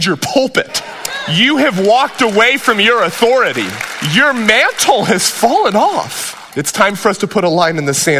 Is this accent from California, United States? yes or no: yes; Whittier, California, United States; I grew up in Whittier, California.